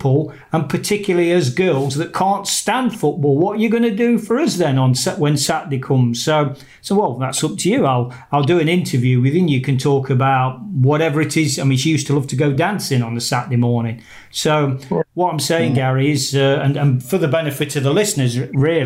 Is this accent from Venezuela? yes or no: no; Nottingham, East Midlands, United Kingdom; my hometown in Nottingham